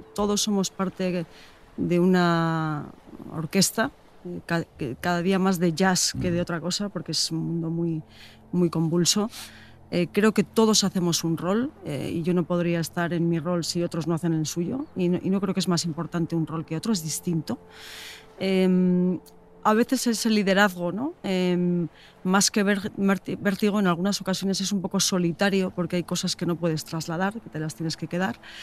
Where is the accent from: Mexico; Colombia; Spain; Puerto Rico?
Spain; Getxo, Basque Country; Me apetece enseñarte mi tierra. Pasamos por Guecho